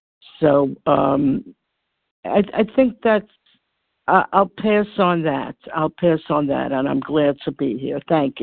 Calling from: New York, United States; Hi, this is Barbara. I'm calling from New York.

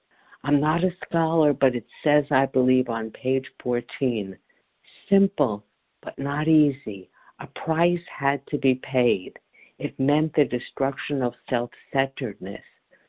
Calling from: Chile, New Jersey, United States; I'm calling from Chile, New Jersey.

